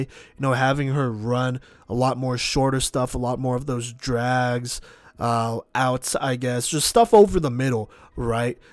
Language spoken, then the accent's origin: English; Texas, United States; being from Texas